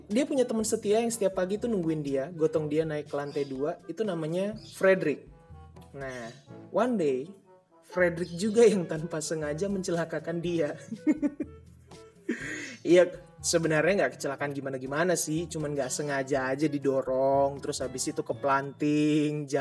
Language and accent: Indonesian; Maluku, Indonesia; gue Ambon, jadi nyokap gue Ambon, bokap gue Cina